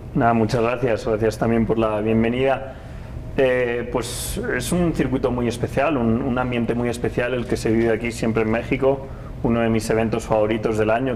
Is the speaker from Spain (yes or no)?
yes; Spain; para mí como piloto español